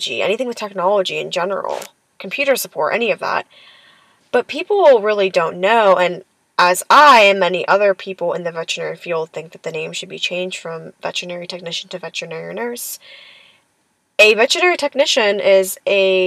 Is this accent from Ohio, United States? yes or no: yes; Lorain, Ohio, United States; now in Pittsburgh, United States; I'm actually from a very small town in Ohio named Lorain. Lorain is very, very close to Cleveland